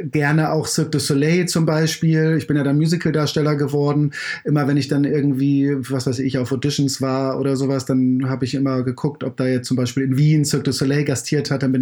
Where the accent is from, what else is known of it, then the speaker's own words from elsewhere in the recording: Kiel, Schleswig-Holstein, Germany; Ich komme komm ja aus Kiel. Ähm, äh, in der Harmsstraße bin ich groß geworden.